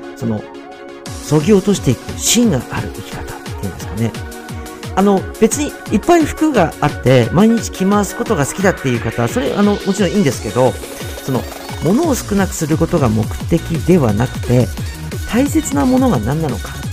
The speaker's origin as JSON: {"language": "Japanese", "town": "Natori", "region": "Miyagi", "country": "Japan", "tie": "born or raised there", "also_born_or_lived": "Tokyo", "moved": "as an adult", "said": "私自身が宮城県出身で、えー、まあ、東北の出身なんですけれども"}